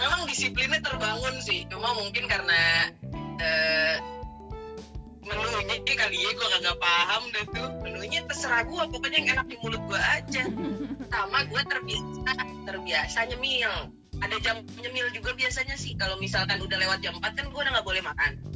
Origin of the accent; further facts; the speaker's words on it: Jakarta, Indonesia; also born or lived in Teluk Naga; lahir di Jakarta, gede di Cengkareng.